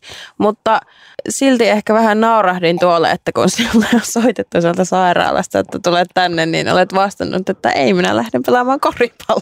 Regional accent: Lieksa, North Karelia, Finland; rakkaassa kotikaupungissani niin Lieksassa.

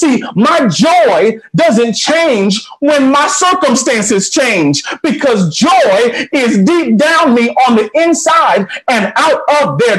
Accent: Atlanta, Georgia, United States; I came from Atlanta, which is a big airport, huge city.

